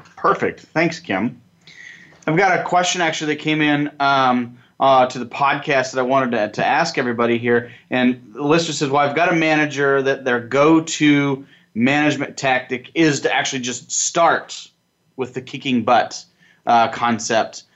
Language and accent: English; Nebraska, United States; I'm from Nebraska